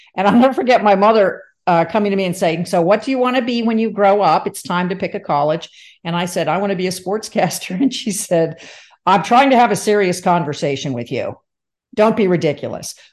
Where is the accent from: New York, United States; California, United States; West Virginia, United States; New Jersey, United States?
New Jersey, United States; Livingston; also born or lived in Michigan; I was born in Michigan, but I, I did move to Jersey as a, as a two year old. So I grew up in New Jersey